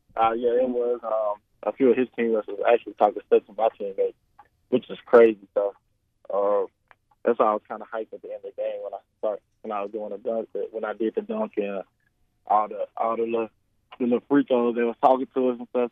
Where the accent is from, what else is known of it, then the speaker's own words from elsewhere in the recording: Jacksonville, Arkansas, United States; I'm from Jacksonville